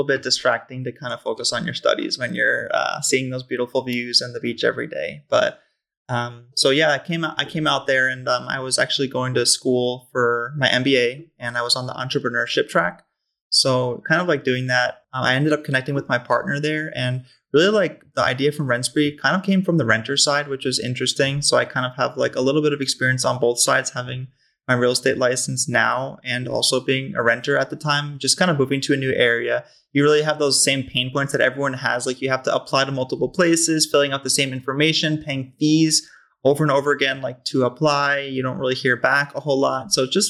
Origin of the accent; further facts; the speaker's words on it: Long Island, New York, United States; as you mentioned, I'm originally from the East Coast.